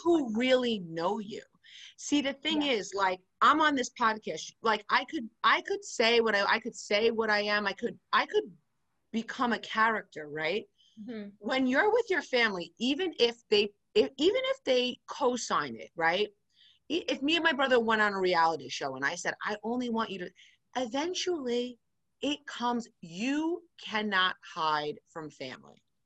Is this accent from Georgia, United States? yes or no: no; New York City, New York, United States; I'm from New York City, I live in Queens